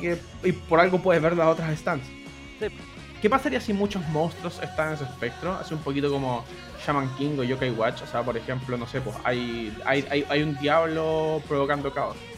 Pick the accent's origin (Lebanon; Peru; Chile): Chile; Santiago, Santiago Metropolitan Region; Chile, todos somos de Santiago, todos ubicamos los sectores y nos movemos por ahí